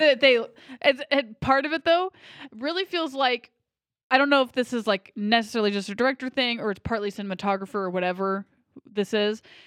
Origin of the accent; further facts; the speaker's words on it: United States; I'm American